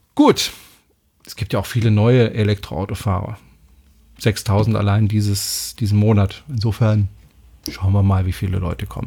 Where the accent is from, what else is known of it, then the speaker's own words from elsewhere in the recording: France; now in Germany; ich bin Franzose